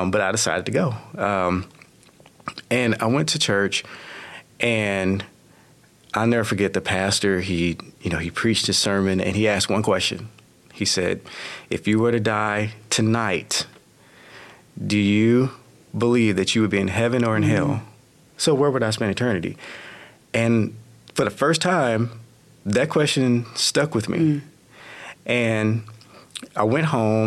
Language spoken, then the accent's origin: English; Texarkana, United States; I was born in Texarkana